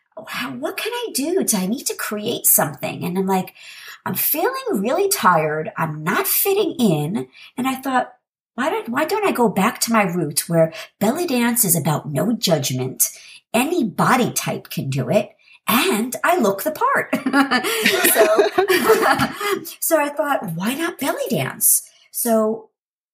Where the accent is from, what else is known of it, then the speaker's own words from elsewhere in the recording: New York City, New York, United States; I'm from New York City originally